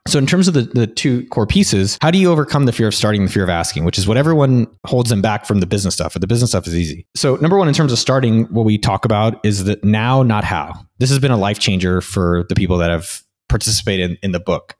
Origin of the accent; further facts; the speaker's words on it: Silicon Valley, California, United States; now in Barcelona, Spain; I come from Silicon Valley